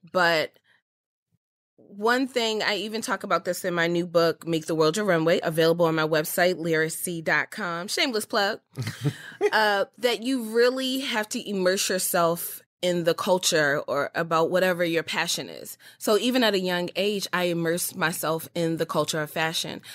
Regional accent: Baltimore, Maryland, United States; I was born and raised in Baltimore, Maryland

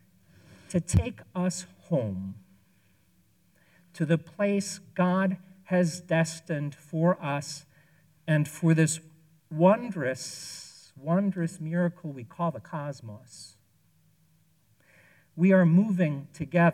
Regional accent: Chicago, Illinois, United States; now in New England, United States; I grew up in Chicago, and I have lived in New England more years than I lived in Chicago at this point in my life

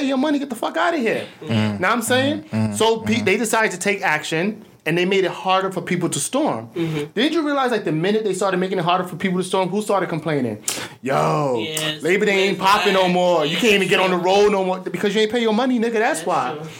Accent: New York City, New York, United States; I'm a New Yorker

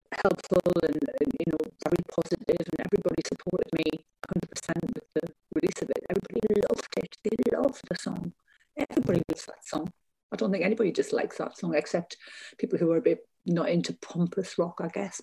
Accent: North East England coast, United Kingdom; I performed with him in my hometown. He performed on the coast in an ice rink, because we didn't have a big arena back then.

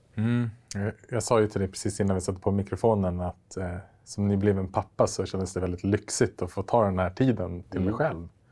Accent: Västerås, Västmanland, Sweden; moved away; min gamla hemstad Västerås där jag växte upp

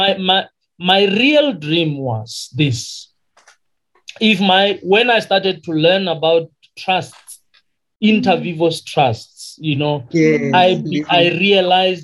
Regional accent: Limpopo, South Africa; first language Sepedi; English is a second language; moved away; also born or lived in Western Cape; To the people in Limpopo, where I come from, I am really a coconut

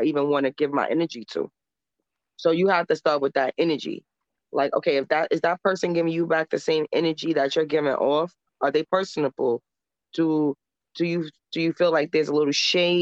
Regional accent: New York City, New York, United States; also born or lived in Harlem, New York City / the Bronx, New York City; I come from St. Nicholas Projects and in Harlem, New York. And I moved to the Bronx when I was 10 years old to a gated community

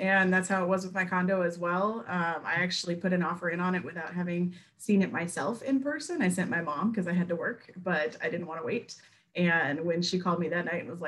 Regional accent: Bay Area, California, United States; moved away as an adult; also born or lived in Missouri / Memphis, Tennessee; now in Jackson, United States; I grew up in California. I grew up in the Bay Area

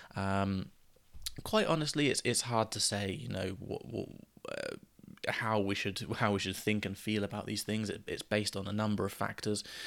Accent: United Kingdom; as British people

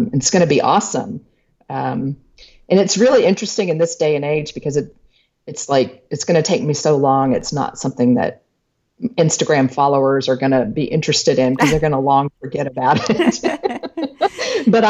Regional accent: Texas, United States; I'm a Texan

